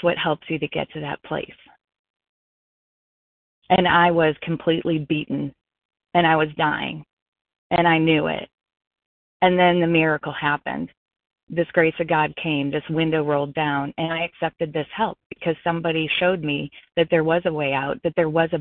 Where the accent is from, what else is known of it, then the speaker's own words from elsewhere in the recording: Colorado, United States; now in South Florida, United States; I'm not in Colorado. I'm in South Florida, but I am from Colorado